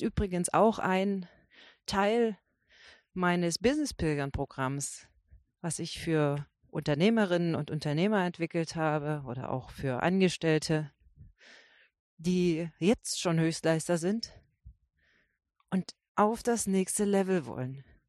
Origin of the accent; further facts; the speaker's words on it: Brandenburg, Germany; ich bin aus Brandenburg